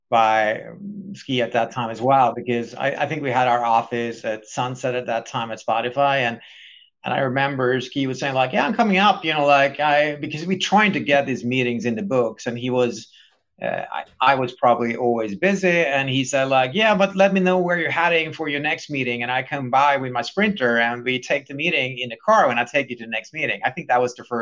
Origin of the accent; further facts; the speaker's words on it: Sweden; growing up in Sweden